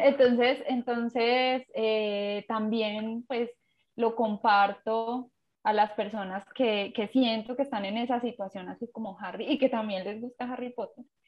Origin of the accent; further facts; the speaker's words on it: Pereira, Risaralda, Colombia; soy de Colombia, de Pereira